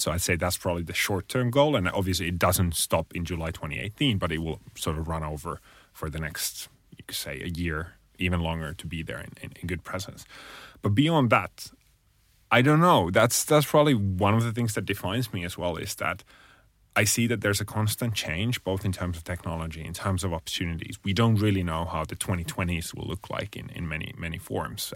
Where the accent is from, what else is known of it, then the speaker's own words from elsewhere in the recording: Finland; I'm originally from Finland